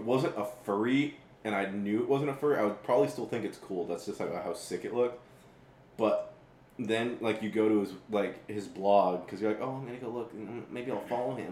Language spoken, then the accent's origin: English; San Diego, California, United States; Growing up in San Diego